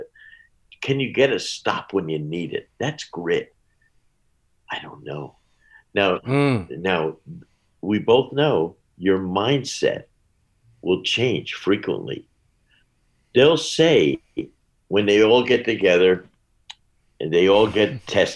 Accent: New Jersey, United States; I grew up in Jersey across the river

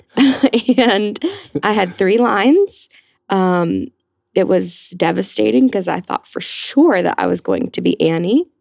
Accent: Cumming, Georgia, United States; also born or lived in Atlanta, Georgia; now in New York, United States; I grew up in Atlanta, Georgia

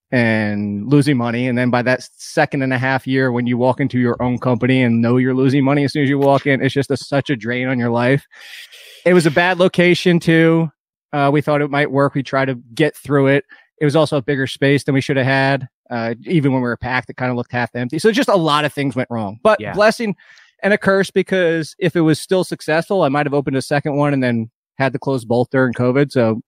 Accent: United States; We're from up there. we're from New Jersey, New York, and there's not much of that down here.

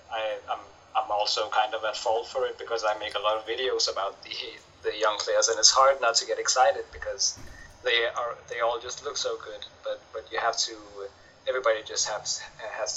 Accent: Denmark; I'm from Denmark

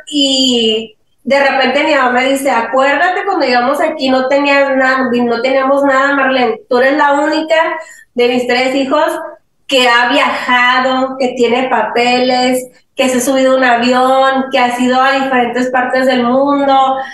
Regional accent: Los Angeles, California, United States; also born or lived in Mexico; en esa casa, ahí crecimos nosotros

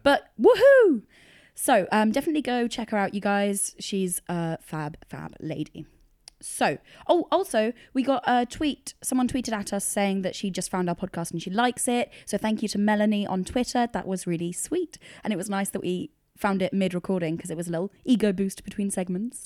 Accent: United Kingdom; also born or lived in London; it's bred into you as a Brit

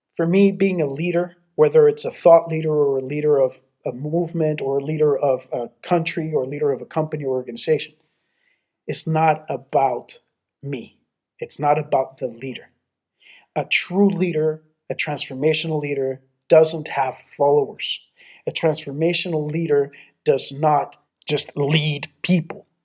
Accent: Mexico; moved away; also born or lived in Texas; I grew up in Mexico and to Texas

